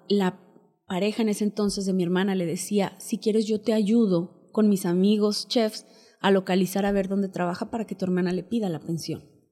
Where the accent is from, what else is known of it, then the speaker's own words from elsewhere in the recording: Huasteca Potosina, San Luis Potosí, Mexico; moved away; Somos de origen náhuatl, somos de la Huasteca Potosina, somos una familia muy unida.